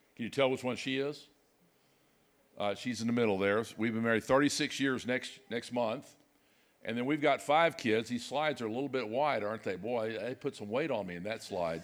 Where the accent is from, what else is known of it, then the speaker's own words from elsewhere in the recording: Dallas, Texas, United States; moved away as an adult; now in Fayetteville, United States; I grew up in Dallas, but, uh, we've been spending our adult life, it seems like, in Arkansas